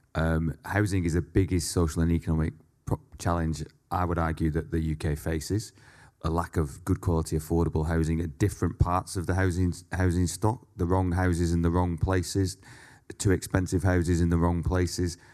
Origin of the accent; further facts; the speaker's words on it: Leigh, North West England, United Kingdom; I grew up in a, uh, mining town called Lee, which is fifteen miles west of Manchester.